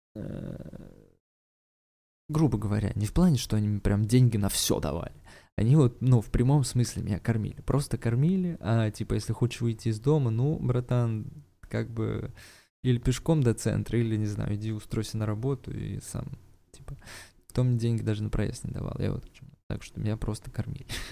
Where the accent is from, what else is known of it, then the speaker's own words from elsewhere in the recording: Saint Petersburg, Russia; я сам из Питера родом